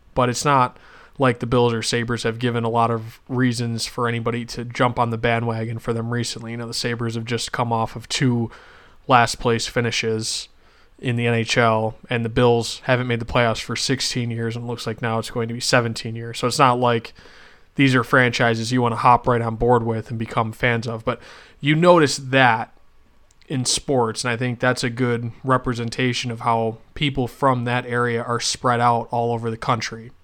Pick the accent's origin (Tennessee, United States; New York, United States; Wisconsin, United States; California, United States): New York, United States; Western; moved away as an adult; also born or lived in Rochester, New York / Syracuse, New York; I grew up in Western New York